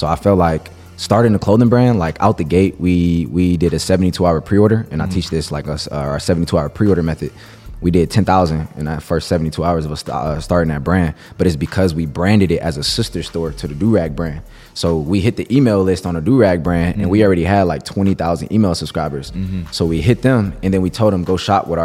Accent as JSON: {"language": "English", "town": "Cleveland", "region": "Ohio", "country": "United States", "tie": "born or raised there", "said": "I grew up in Cleveland"}